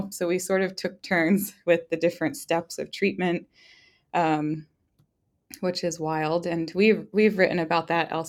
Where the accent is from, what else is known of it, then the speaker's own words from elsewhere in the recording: East Coast, United States; now in Nebraska, United States; Neither of us are from Nebraska. We're actually both from the East Coast. So being transplants here was intense